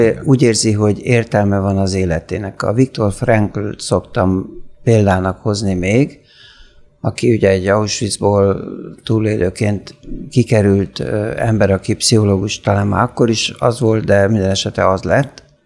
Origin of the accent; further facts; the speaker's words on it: Hungary; én egyébként magyar vagyok, hogy európai vagyok